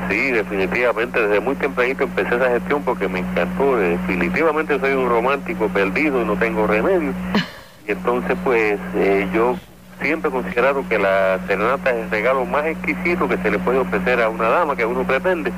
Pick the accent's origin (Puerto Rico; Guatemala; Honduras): Puerto Rico; San Juan; also born or lived in Naguabo, Puerto Rico; y me crié en Sunoco, Villa Palmera.